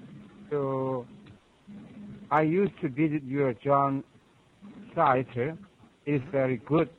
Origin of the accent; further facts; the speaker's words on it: South Korea; also born or lived in Seoul; Yes, I come from Korea. I live in Seoul